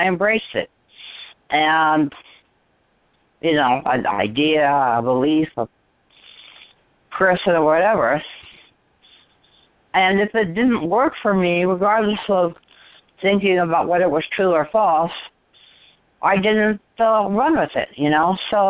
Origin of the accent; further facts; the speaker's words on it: Washington, District of Columbia, United States; born there; Well, I was born in Washington, D.C., lived nearby for a long time.